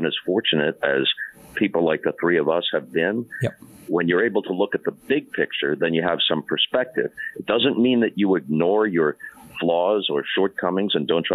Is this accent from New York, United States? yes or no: yes; Long Island, New York, United States; now in California, United States; I grew up thinking of myself as a New Yorker